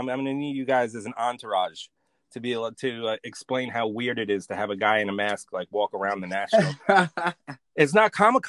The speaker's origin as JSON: {"language": "English", "town": "New York City", "region": "New York", "country": "United States", "said": "I may be from Brooklyn"}